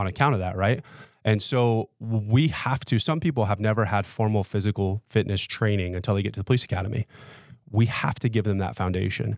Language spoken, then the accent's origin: English; Las Vegas, Nevada, United States; born and raised in Las Vegas